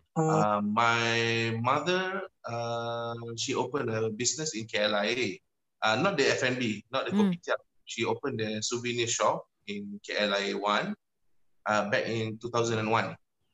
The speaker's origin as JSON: {"language": "English", "region": "Selangor", "country": "Malaysia", "tie": "born or raised there", "also_born_or_lived": "Johor Bahru", "said": "So I was born in JB, and then my mother, she was a custom officer, so she had to change"}